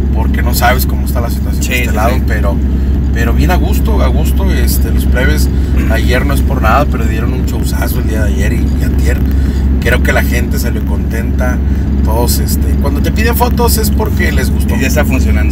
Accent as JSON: {"language": "Spanish", "town": "Tijuana", "region": "Baja California", "country": "Mexico", "said": "yo soy de Tijuana"}